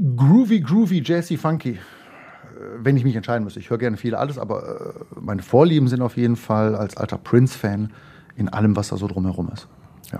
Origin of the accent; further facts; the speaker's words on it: Mülheim an der Ruhr, North Rhine-Westphalia, Germany; also born or lived in Essen; aufgewachsen in Mülheim an der Ruhr, äh, Heißen